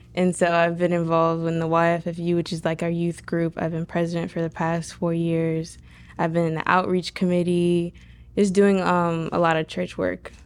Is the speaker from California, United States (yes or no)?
no; Pulaski, Florida, United States; I was born and raised in Pulaski, Florida, in Putnam County, since I was, you know, little